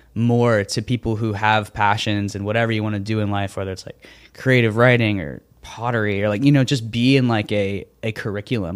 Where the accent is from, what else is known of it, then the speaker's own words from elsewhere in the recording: Florida, United States; I grew up doing theater in Florida